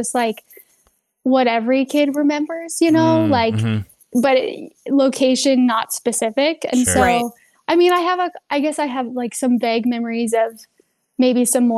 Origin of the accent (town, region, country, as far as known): Bothell, Washington, United States; born or raised there; moved away; also born or lived in Billings